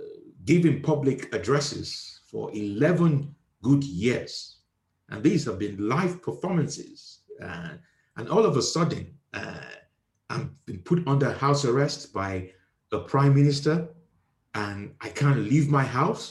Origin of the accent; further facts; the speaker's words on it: Nigeria; moved away; I am originally from Nigeria